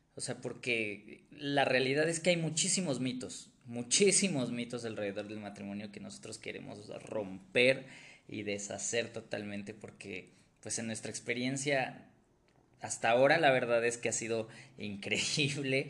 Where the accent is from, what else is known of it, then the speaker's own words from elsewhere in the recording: Mexico City, Mexico; also born or lived in Ecatepec, State of Mexico; soy de Ciudad de México, aquí nací, toda mi vida he vivido aquí